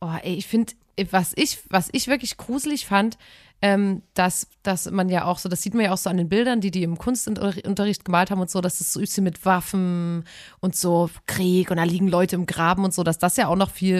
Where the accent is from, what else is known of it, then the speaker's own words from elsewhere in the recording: Chemnitz, Saxony, Germany; eine billige Wohnung bei uns in Chemnitz auf dem Sonnenberg